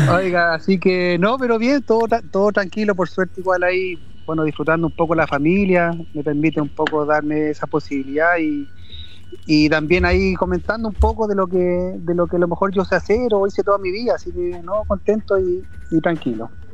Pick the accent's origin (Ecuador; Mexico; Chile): Chile; Los Andes, Valparaíso; yo soy coterráneo, o sea, soy aquí andino, andino destacado, hijo ilustre